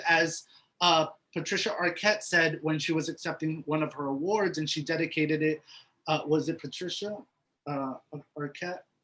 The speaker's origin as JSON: {"language": "English", "town": "Miami", "region": "Florida", "country": "United States", "tie": "born or raised there", "said": "the minorities that I grew up with here in Miami"}